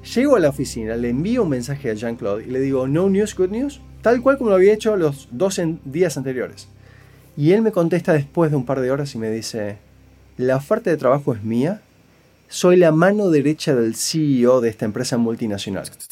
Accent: Buenos Aires, Argentina; now in Canada; nací crecí en Buenos Aires, Argentina

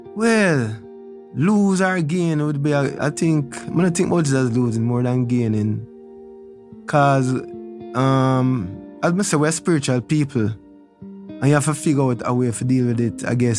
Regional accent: Kingston, Kingston Parish, Jamaica; I was born in Trenchtown at my house.

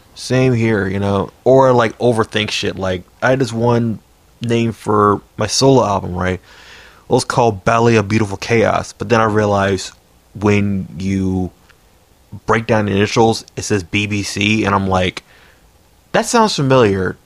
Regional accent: Silver Spring, Maryland, United States; I was born in Silver Spring too.

